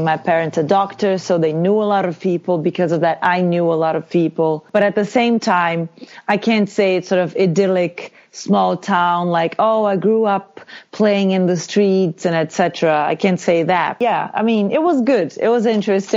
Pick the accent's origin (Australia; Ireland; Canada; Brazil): Brazil; Feira de Santana, Bahia; moved away; also born or lived in Salvador, Brazil / São Paulo, Brazil; I'm from Feira de Santana, which is sort of the second city in the state